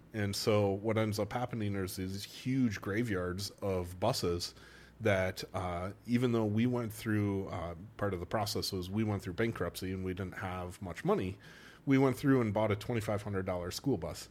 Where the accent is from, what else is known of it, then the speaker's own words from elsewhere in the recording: Wausau, Wisconsin, United States; accent: Wisconsin; moved away as an adult; also born or lived in North Carolina / Milwaukee / Eau Claire / Saint Louis; when I was six, we moved to Wausau, which is the center of the state